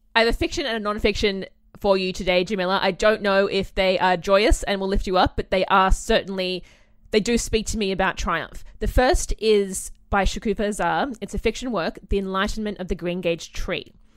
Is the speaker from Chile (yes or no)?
no; Australia; being an Australian